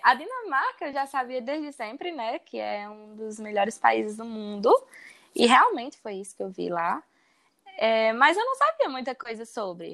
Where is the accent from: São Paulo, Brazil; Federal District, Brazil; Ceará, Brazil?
Ceará, Brazil; Crato; moved away; also born or lived in Iguatu / Denmark; Eu sou do Crato. Morei lá e depois me mudei para Iguatu.